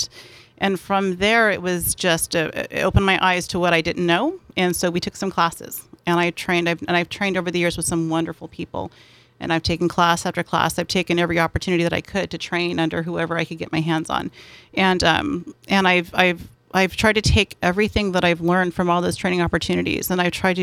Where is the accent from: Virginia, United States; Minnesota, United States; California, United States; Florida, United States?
California, United States; San Diego; I am born and bred here.